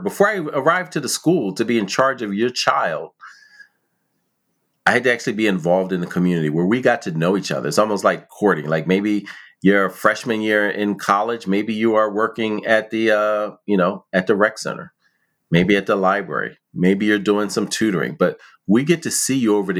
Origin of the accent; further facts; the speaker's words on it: Philadelphia, Pennsylvania, United States; I grew up in West Philly